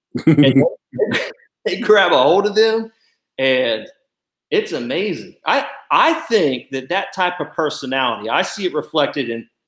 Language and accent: English; Ohio, United States; I can relate growing up in Ohio and family from Kentucky